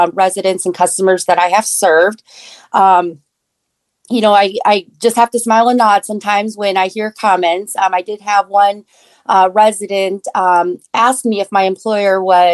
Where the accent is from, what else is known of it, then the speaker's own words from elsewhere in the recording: Iowa, United States; also born or lived in Korea; I did grow up in Iowa, but I was adopted from Korea when I was 9 months old